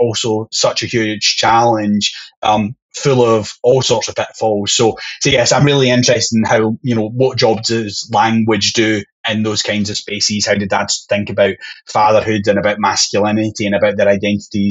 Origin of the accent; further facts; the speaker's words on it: Scotland, United Kingdom; being Scottish